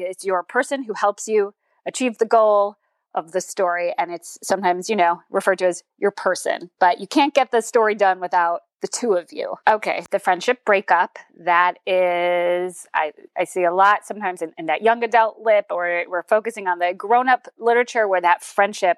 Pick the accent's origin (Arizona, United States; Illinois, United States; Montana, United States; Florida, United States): Illinois, United States; Northbrook; now in Maryland, United States; I am from Northbrook